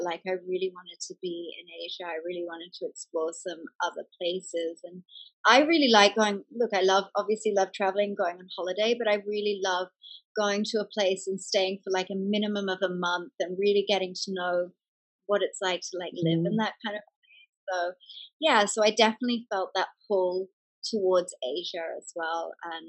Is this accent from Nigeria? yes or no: no; England, United Kingdom; moved away as an adult; now in Australia; I grew up in England, actually, from 5 till 18. I went to school in England. And so moving back to Australia at 18 was moving back to my mother's home.